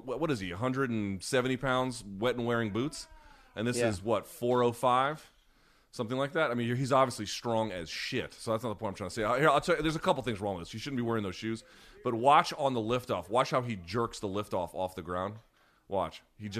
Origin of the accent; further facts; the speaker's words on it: India; born there; In India. I was born in India.